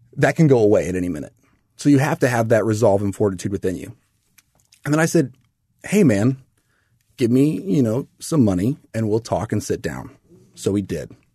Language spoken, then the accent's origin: English; O'Fallon, Missouri, United States; I grew up in Missouri. Mm-hmm. Little town of Fallon